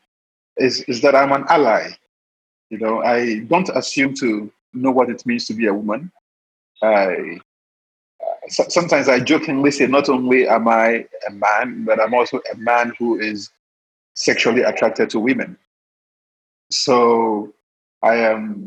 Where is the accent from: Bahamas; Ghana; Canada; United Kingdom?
Ghana; Elmina, Central Region; I started documenting Elmina because that's where I was born.